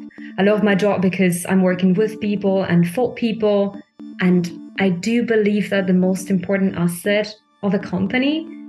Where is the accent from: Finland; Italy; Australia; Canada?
Italy; moved away as an adult; also born or lived in Milan; now in Germany; I'm from Italy